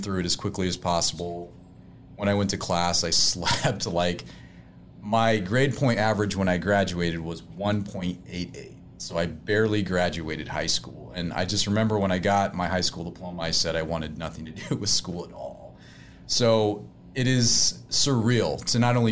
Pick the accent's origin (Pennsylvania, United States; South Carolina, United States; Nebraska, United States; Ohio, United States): Nebraska, United States; North Platte; I was born in North Platte, Nebraska.